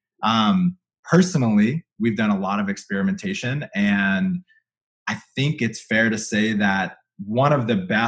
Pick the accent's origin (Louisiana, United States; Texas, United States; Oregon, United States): Louisiana, United States; moved away; I come from Louisiana where there's not a keto thing for 500 miles